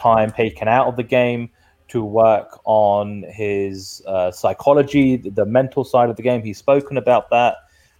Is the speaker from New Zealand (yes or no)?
no; United Kingdom; being the Brit